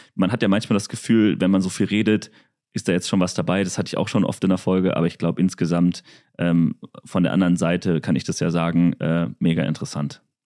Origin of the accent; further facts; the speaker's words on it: Germany; dass wenn ich doch schon so viele Möglichkeiten habe in Deutschland